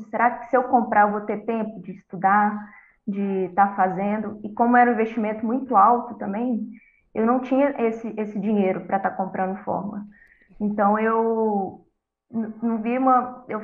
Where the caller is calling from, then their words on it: Contagem, Minas Gerais, Brazil; Eu falo de Contagem, Minas Gerais.